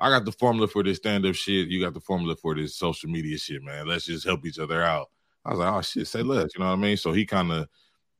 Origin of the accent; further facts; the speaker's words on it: Cleveland, Ohio, United States; moved away; I'm originally from Ohio